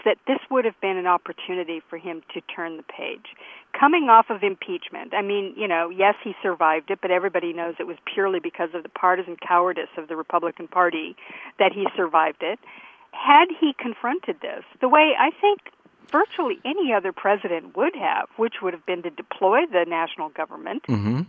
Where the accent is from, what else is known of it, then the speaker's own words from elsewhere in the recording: United States; as an American